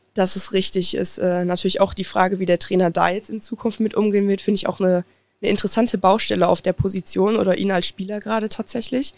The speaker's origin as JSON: {"language": "German", "town": "Oberhausen", "region": "North Rhine-Westphalia", "country": "Germany", "said": "Ich komme aus Oberhausen, also gar nicht weit von hier"}